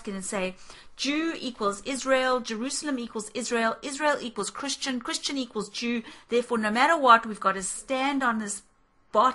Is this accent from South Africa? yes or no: yes; South Africa; we grew up in South Africa